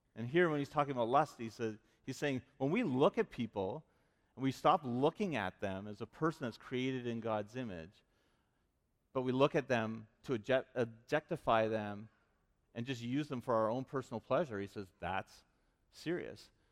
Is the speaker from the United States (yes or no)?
no; Vancouver, British Columbia, Canada; moved away; also born or lived in Regina; I grew up in Vancouver